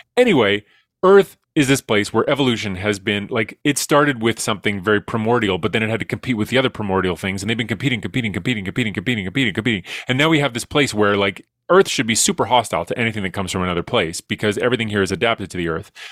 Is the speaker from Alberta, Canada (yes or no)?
yes; Edmonton, Alberta, Canada; I'm from Edmonton